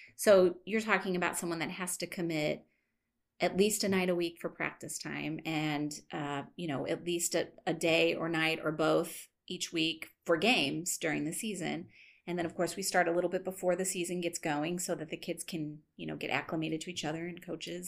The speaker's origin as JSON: {"language": "English", "country": "United States", "tie": "born or raised there", "said": "we grew up here in North County"}